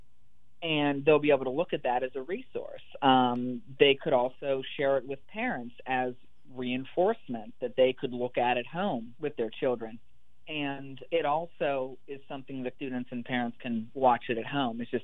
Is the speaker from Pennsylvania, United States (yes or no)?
yes; Pennsylvania, United States; moved away as an adult; now in Mississippi, United States; So I'm from Pennsylvania, and I went to school close